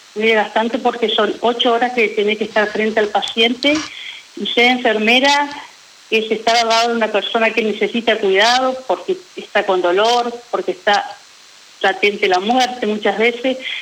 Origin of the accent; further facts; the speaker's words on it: Federación, Entre Ríos, Argentina; moved away as an adult; now in Paraná, Argentina; hace 11 años que vivo acá en Paraná porque soy oriunda de Federación Entre Ríos